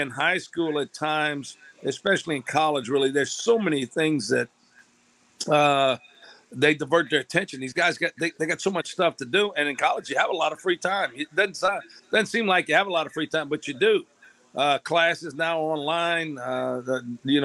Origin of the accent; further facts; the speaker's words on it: Louisiana, United States; I'm from Louisiana